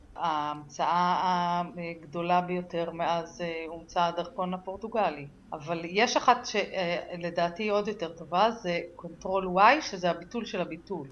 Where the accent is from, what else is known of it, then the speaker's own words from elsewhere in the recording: Israel; אני גדלתי בקיבוץ